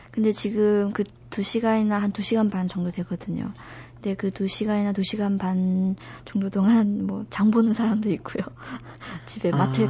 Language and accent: Korean; China; Korean is a second language; moved away as an adult; now in South Korea